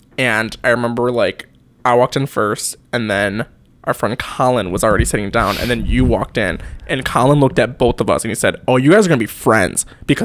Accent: Chicago, Illinois, United States; and I'm fresh from Chicago at this point.

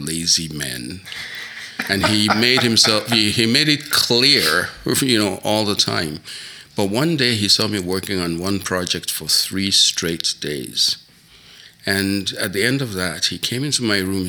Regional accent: Lagos, Nigeria; moved away as an adult; now in Winnipeg, Canada; Originally, I came from Nigeria, West Africa, a very tropical place, which is very different from Manitoba.

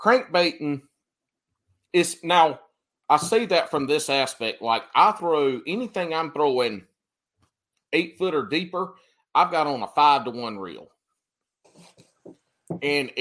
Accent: South Carolina, United States; where I grew up in South Carolina

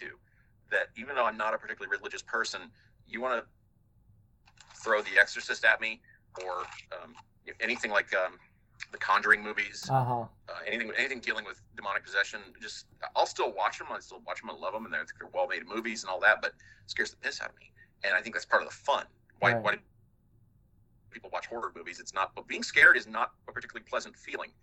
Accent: Midwest, United States; growing up in just growing up in the Midwest.

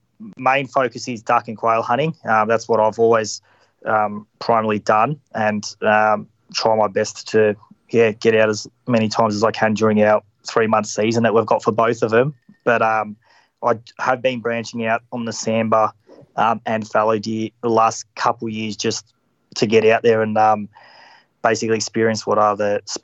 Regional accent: Melbourne, Victoria, Australia; Melbourne, Victoria.

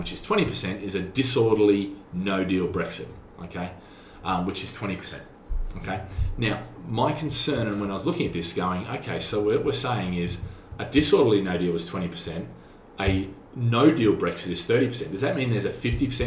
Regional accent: Australia; now in Singapore; I'm an Aussie

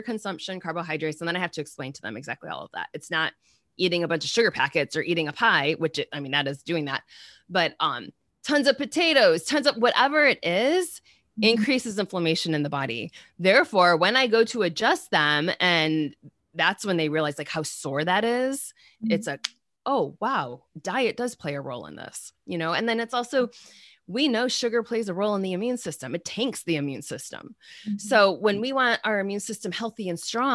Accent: Michigan, United States; I'm from Michigan.

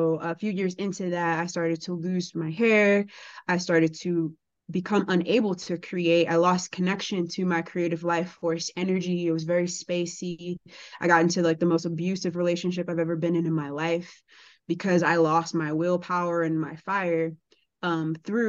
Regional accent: Chicago, Illinois, United States; But I grew up in Chicago public school with public school food and crazy stuff

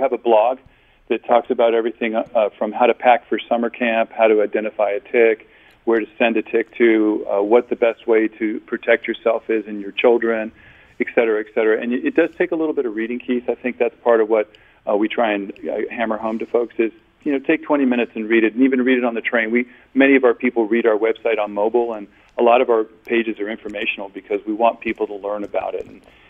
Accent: Germany; I grew up in Germany and grew up in Europe

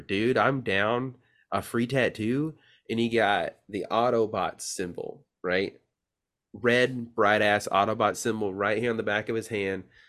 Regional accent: Tennessee, United States; it's a little town called Sharpshapel, Tennessee.

